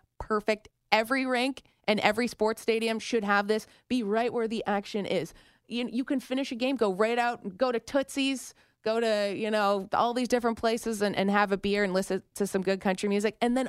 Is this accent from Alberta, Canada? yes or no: no; Toronto, Ontario, Canada; accent: Canadian; moved away as an adult; also born or lived in Regina, Saskatchewan; now in California, United States; growing up in Toronto